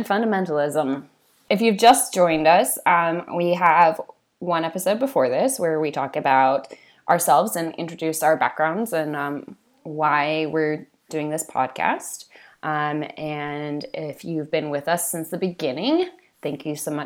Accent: California, United States; I grew up in California for most of that time

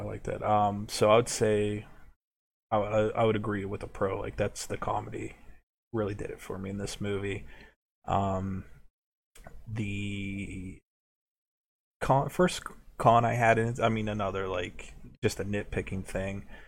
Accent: United States; We're from America

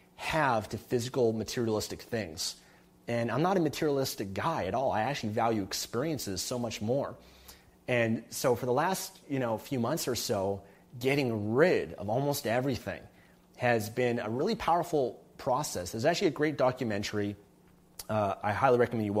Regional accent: Canada; moved away as an adult; now in Panama City, Panama; I'm still a Canadian citizen, okay? I've still got my Canadian passport

